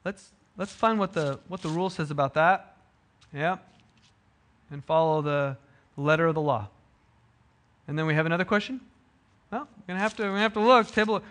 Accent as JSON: {"language": "English", "country": "United States", "tie": "born or raised there", "said": "We grew up in America, right? The land of the free, where every person has dignity and value."}